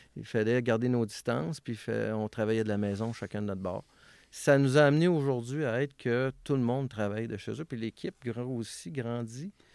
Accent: Vanier, Quebec, Canada; je suis né à Villevanier, euh, dans un quartier qui appelait ça le Parc Minoune

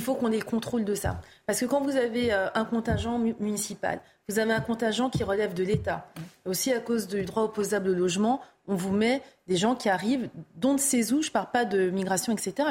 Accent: France; en tant que Française, citoyenne française

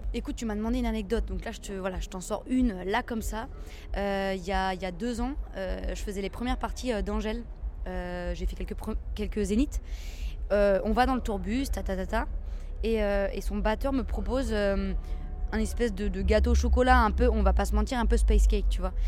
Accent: Seine-et-Marne, Île-de-France, France; le 77 là d'où je viens

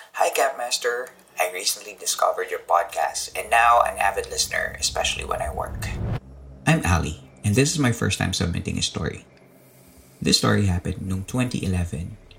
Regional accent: Central Luzon, Philippines; Nung bata pa ako, nung early 90s, sobrang liit pa ng mundo ko nun. Um, kasi walang internet, ba? Diba? sa probinsya namin sa Bulacan

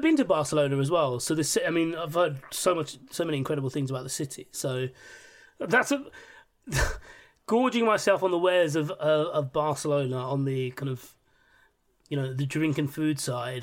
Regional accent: London, United Kingdom; also born or lived in Hammersmith; I was born and raised in Ealing

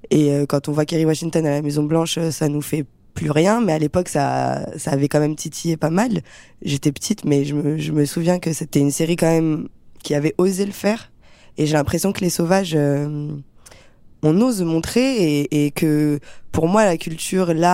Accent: France; also born or lived in Algeria; Moi, j'ai grandi en France.

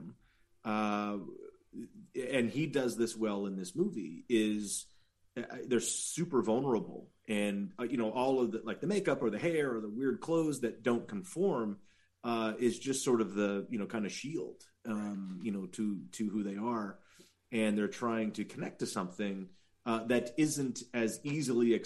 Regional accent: the Valley, California, United States; I'm from the Valley

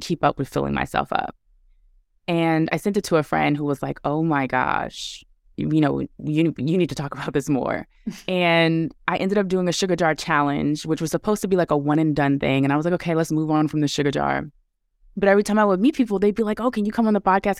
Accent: New York City, New York, United States; moved away as an adult; I was born and raised in Brooklyn

